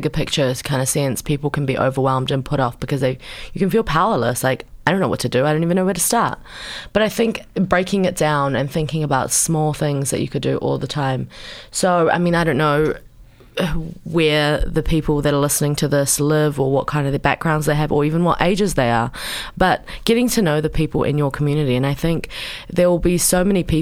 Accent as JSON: {"language": "English", "country": "New Zealand", "tie": "born or raised there", "also_born_or_lived": "Pakistan", "accent": "Kiwi"}